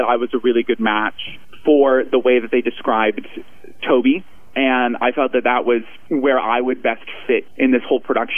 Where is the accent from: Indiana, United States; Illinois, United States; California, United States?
Indiana, United States; Northwest; moved away as an adult; now in New York, United States; I'm originally from Northwest Indiana, just right outside of Chicago